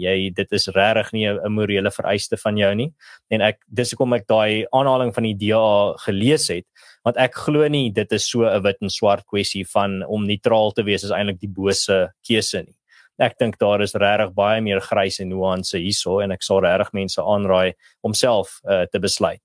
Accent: South Africa; as 'n Afrikaner

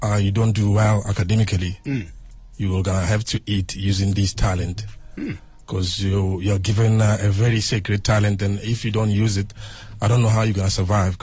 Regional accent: Sekhukhune district, Limpopo, South Africa; Originally from a small place in Ranchabelenga, Sikukuna district.

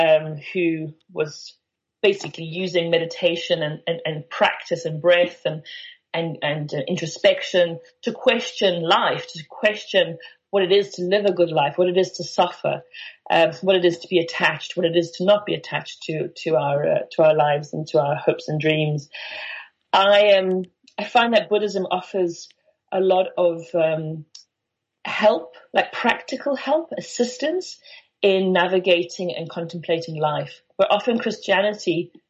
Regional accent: Benoni, Gauteng, South Africa; I grew up in Benoni

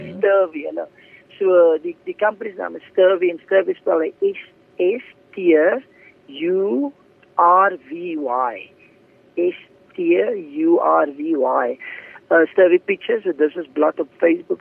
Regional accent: Paarl, Western Cape, South Africa; Ek uh, is gebore en getoe in die Parel

